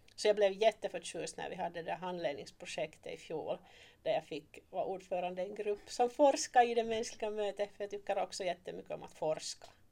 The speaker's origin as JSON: {"language": "Swedish", "town": "Turku", "region": "Southwest Finland", "country": "Finland", "tie": "born or raised there", "also_born_or_lived": "Oravais / East Africa", "moved": "as an adult", "lives_now": "Malax, Finland", "said": "ursprungligen är jag hemma från Åbo. Och där föddes jag och blev uppvuxen"}